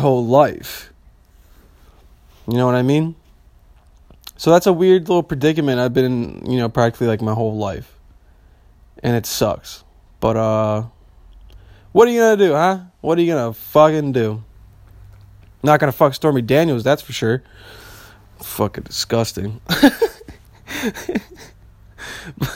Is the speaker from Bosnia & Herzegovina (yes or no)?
yes; Bosnia & Herzegovina; I'm Bosnian, okay? I'm from Southeastern Europe.